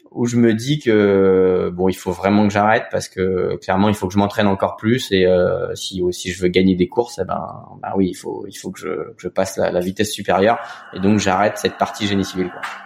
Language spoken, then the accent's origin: French; Cancale, Brittany, France; also born or lived in Saint-Malo; moi je suis originaire de Cancale. Alors je suis né à Saint-Malo, originaire de Cancale, Bretagne